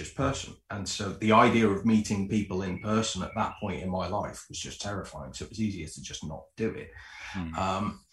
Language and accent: English; Liverpool, North West England, United Kingdom; also born or lived in Preston; I'm from Liverpool, but I went to university in Preston.